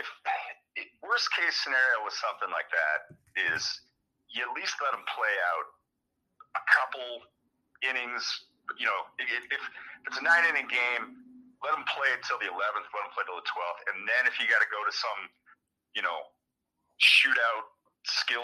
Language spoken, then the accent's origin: English; Michigan, United States; I grew up mostly in Michigan